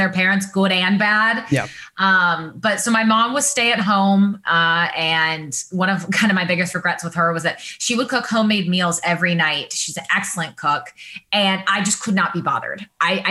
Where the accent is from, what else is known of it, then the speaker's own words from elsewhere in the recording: Washington, United States; moved away as an adult; also born or lived in Northern California / Michigan; now in Los Angeles, United States; I grew up in Washington State. So I'm a Pacific Northwest girl. I was there until I was 18 and left for college